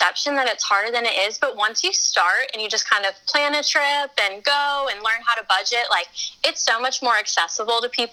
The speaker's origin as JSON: {"language": "English", "region": "Colorado", "country": "United States", "said": "I'm from Colorado"}